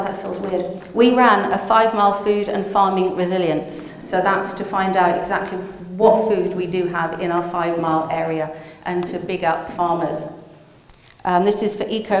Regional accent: Glastonbury, South West England, United Kingdom; moved away; I grew up in Glastonbury

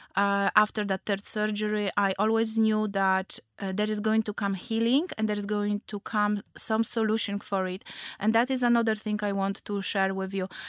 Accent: Poland; English is a second language; moved away as an adult; also born or lived in Gdańsk; now in London, United Kingdom; I'm from Poland.

